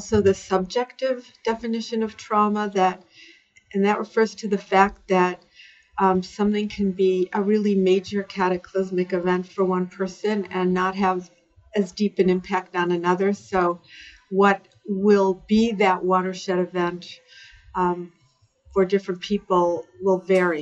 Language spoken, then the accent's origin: English; Cleveland, Ohio, United States; I lived a suburban life in the Midwest in Cleveland, Ohio